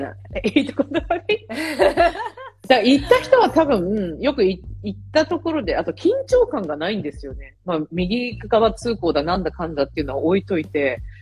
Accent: Yokohama, Kanagawa, Japan; now in Malta; 私、ほら、出身横浜 ですけど

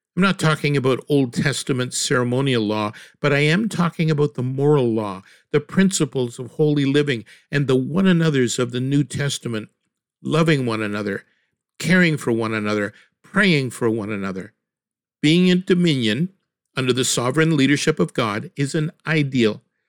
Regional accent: Canada

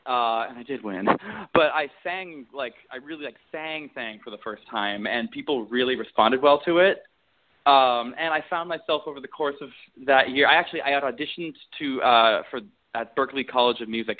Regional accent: Beijing, China; also born or lived in Milwaukee; Because I was born in Milwaukee, Wisconsin, but I haven't lived back in Wisconsin since, like, elementary school. So I actually moved out to Beijing when I was 9 because my dad got a job over there.

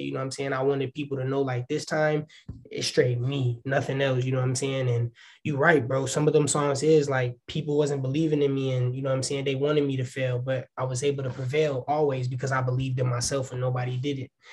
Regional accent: Waukegan, Illinois, United States; also born or lived in Chicago, Illinois; I'm from Waukegan, Illinois

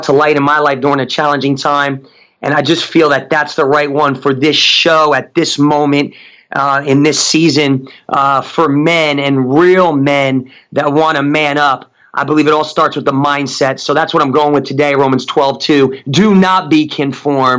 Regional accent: Newark, New Jersey, United States; moved away; also born or lived in Tulsa, Oklahoma; Grew up in one of the roughest areas in New Jersey called Newark, New Jersey

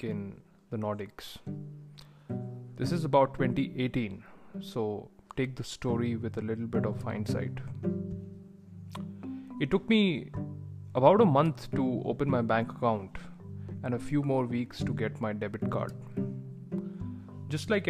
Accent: India; moved away; back in my home country of India

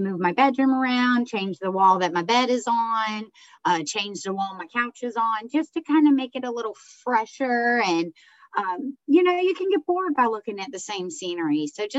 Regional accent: Virginia, United States; I'm so happy to be here with you all tonight. I am from the East Coast over in Virginia, born and raised.

